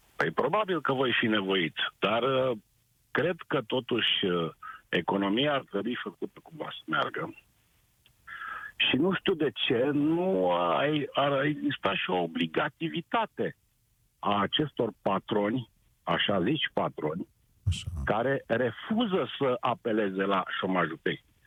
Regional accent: Brașov, Brașov County, Romania; sunt tot din Brașov

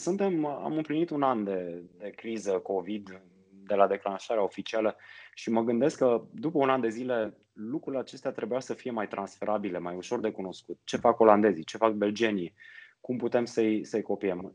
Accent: Sibiu, Sibiu County, Romania; moved away; Eu sunt sibian de loc

